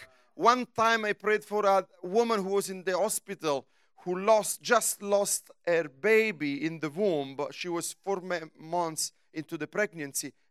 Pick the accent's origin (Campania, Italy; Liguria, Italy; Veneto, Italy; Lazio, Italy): Lazio, Italy; Rome; English is a second language; also born or lived in United States